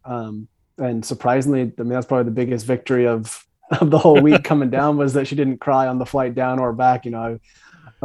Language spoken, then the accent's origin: English; Bend, Oregon, United States; moved away as an adult; also born or lived in Northern California / Europe; now in Vermont, United States; I grew up in Bend, Oregon.